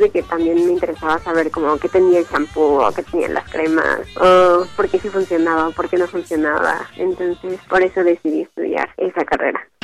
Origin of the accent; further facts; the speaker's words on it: Mexico City, Mexico; Yo nací en la Ciudad de México el 27 de agosto de 1995